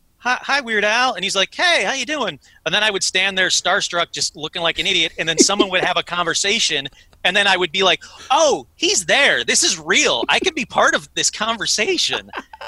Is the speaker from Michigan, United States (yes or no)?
yes; Detroit, Michigan, United States; And I'm from Detroit.